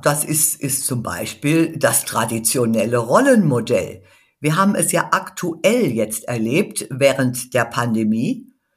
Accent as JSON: {"language": "German", "area": "a village in the Hunsrück", "region": "Rhineland-Palatinate", "country": "Germany", "tie": "born or raised there", "said": "ich bin in einem Dorf im Hunsrück geboren, ich war eines der wenigen Mädchen, die überhaupt ein Gymnasium besuchen durften"}